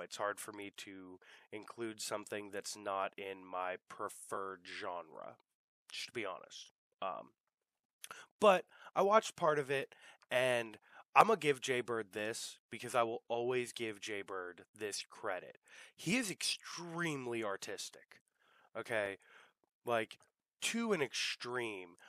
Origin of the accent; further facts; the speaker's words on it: United States; growing up in America